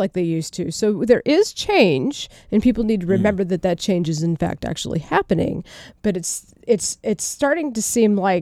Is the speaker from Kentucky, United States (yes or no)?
no; St. Louis, Missouri, United States; because I'm from St. Louis, I have lots of racist people in my family